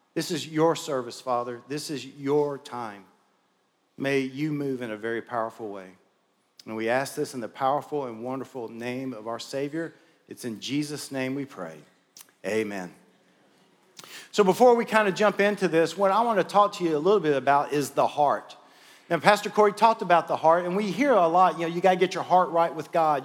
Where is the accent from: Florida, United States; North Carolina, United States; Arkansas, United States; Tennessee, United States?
Tennessee, United States; Memphis; moved away as an adult; now in Murfreesboro, United States; I'm from Memphis